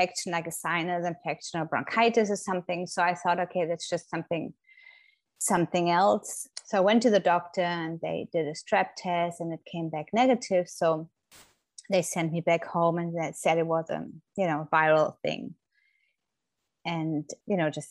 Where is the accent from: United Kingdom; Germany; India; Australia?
Germany; moved away as an adult; now in Florida, United States; I'm originally from Germany, but have been living in the States for nearly 10 years now with my family in Florida.